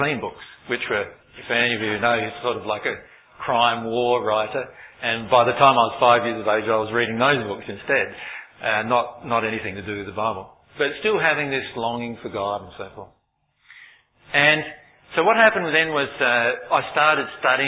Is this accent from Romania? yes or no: no; Loxton, South Australia, Australia; my hometown that I was born in, Loxton in South Australia.